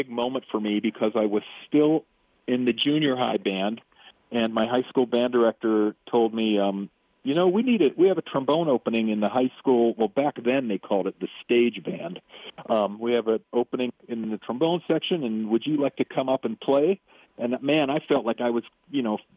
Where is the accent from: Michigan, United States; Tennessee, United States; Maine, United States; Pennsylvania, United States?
Pennsylvania, United States; Pittsburgh; also born or lived in Wyoming; now in Big Horn, Wyoming, United States; I was born and raised in Pittsburgh